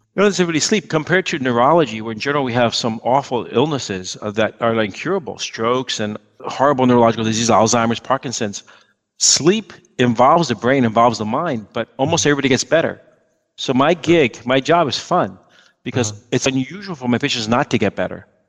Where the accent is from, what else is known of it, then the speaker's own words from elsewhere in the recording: New York City, New York, United States; moved away as an adult; I was just going to stay in New York. That's where I was born. I'm, I was born in Manhattan